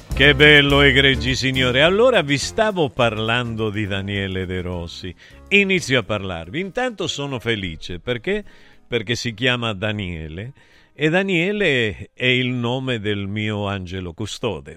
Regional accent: Argentina; now in Italy; io sono vissuto in Argentina e noi giocavamo solo alla pelota

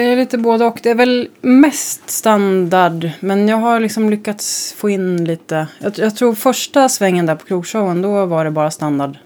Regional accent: Växjö, Småland, Sweden; moved away; also born or lived in Kalmar; jag är uppväxt i Småland, Kalmar och Växjö

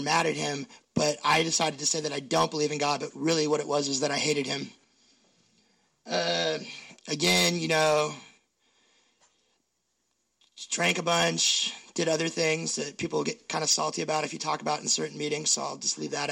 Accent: Seattle, Washington, United States; I grew up in Seattle, like hella in Seattle, like Ravenna, next to Ravenna Park.

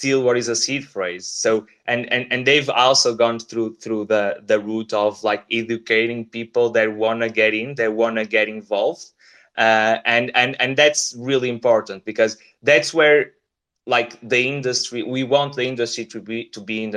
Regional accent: Portugal; we are from Portugal

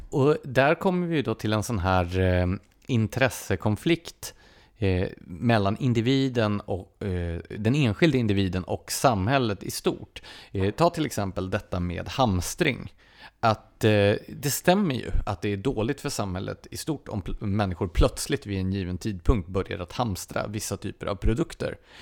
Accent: Gävle, Gävleborg County, Sweden; Jag är född och uppvuxen i Gävle

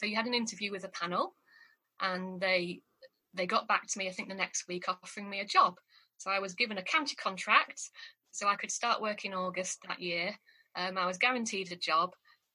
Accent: York, Yorkshire and the Humber, United Kingdom; moved away as an adult; also born or lived in Durham / Suffolk; I came from York. My family lived in New York, but I obviously was away up at Durham

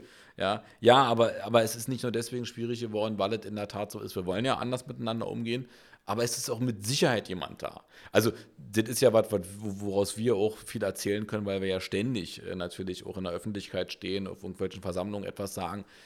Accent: Berlin, Germany; Wir sind echte Berliner

